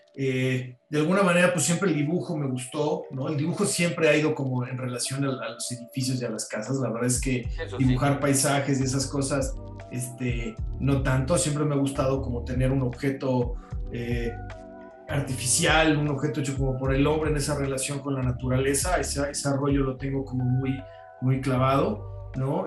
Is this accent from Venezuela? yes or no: no; Mexico; Soy mexicano